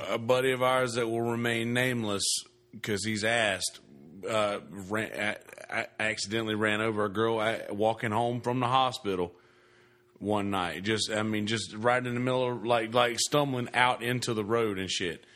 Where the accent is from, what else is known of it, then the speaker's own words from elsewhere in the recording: the South, United States; moved away; I'm from the South